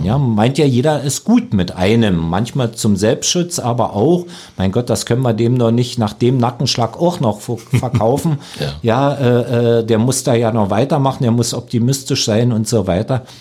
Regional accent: Lusatia, Germany; als Lausitzer

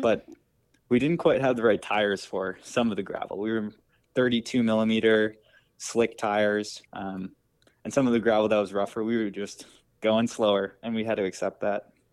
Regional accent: Wisconsin, United States; now in Boston, United States; I grew up in Wisconsin.

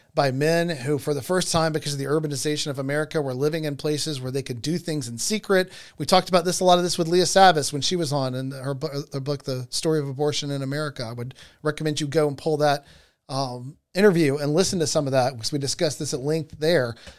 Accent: Georgia, United States; in the state of Georgia, my home state

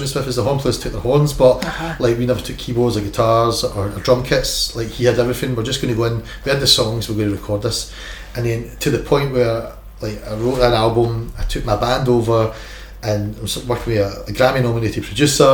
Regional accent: Milton, Scotland, United Kingdom; I'm just a wee guy from Milton

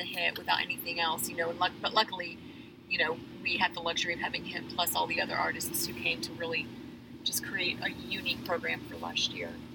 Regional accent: Nashville, Tennessee, United States; now in Fayetteville, United States; I grew up in Nashville, Tennessee

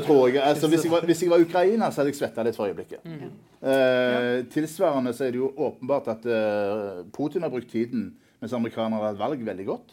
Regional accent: Norway; vi som nordmenn

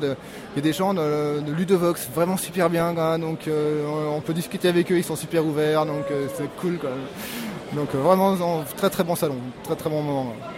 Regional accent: Lyon, Auvergne-Rhône-Alpes, France; je suis de Lyon, lyonnais

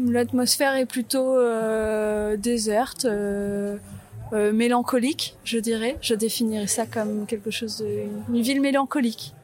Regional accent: Clermont-Ferrand, Auvergne-Rhône-Alpes, France; also born or lived in La Bourboule; je suis née à Clermont-Ferrand, mais j'ai passé beaucoup de temps à la Bourboule euh, ces dernières années

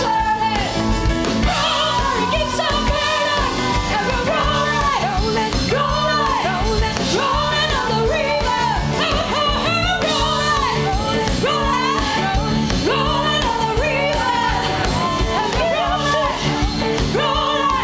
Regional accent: Rome, Lazio, Italy; English is a second language; moved away; I am from Italy. I am coming from Rome.

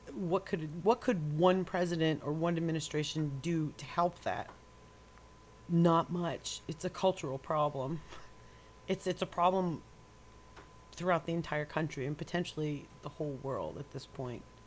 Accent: New York, United States; accent: New York; moved away; Maybe it was the area I was brought up in when I was growing up in New York

